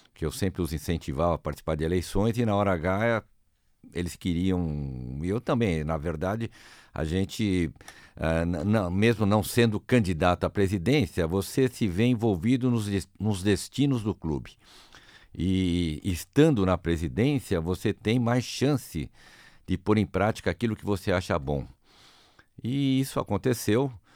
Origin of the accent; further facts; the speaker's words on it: Brazil; Eu, como brasileiro